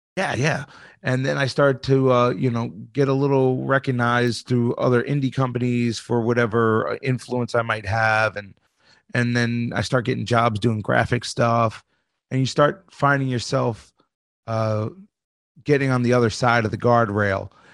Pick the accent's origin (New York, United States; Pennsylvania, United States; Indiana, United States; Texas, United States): New York, United States; I'm from New York